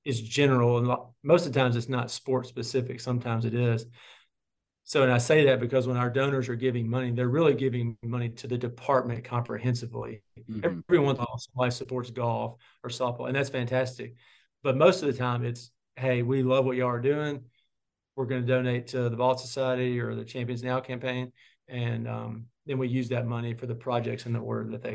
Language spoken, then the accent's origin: English; Clarksdale, Mississippi, United States; growing up in Clarksdale